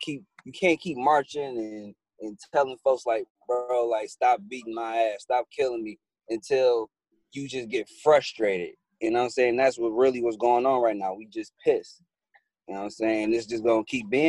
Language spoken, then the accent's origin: English; Detroit, Michigan, United States; I'm from Detroit.